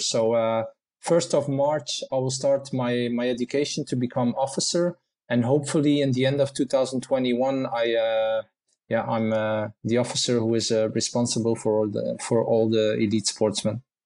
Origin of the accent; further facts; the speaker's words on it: Menen, Flanders, Belgium; in my own town, in my hometown in, in Minen here in Belgium.